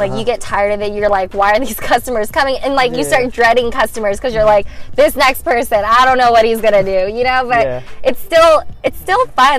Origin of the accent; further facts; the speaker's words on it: San Ramon, California, United States; also born or lived in Davis, California; So my background is I came from Doherty Valley High School.